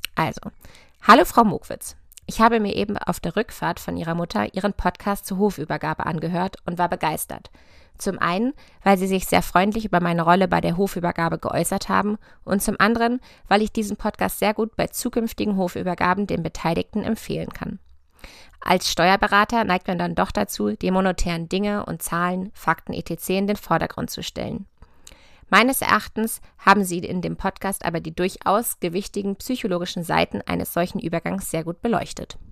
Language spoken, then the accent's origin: German; near Hannover, Lower Saxony, Germany; also born or lived in Göttingen; Ich komme aus der Nähe von Hannover, von einem konventionellen Ackerbaubetrieb